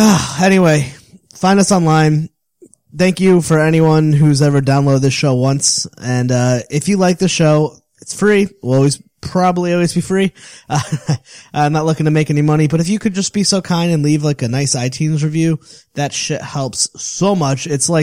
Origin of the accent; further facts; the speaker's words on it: Connecticut, United States; I grew up in Connecticut and really involved in the punk, hardcore, ska scene.